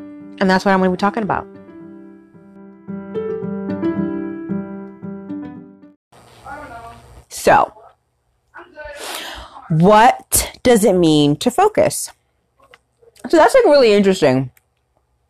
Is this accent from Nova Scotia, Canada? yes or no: no; Ontario, Canada; I'm from Ontario, Canada